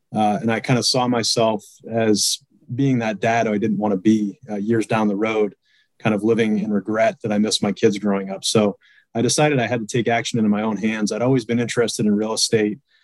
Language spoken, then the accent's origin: English; Boston, Massachusetts, United States; now in Indianapolis, United States; I'm originally from Boston, Massachusetts. I currently reside in the great Hoosier state uh, in Indianapolis, Indiana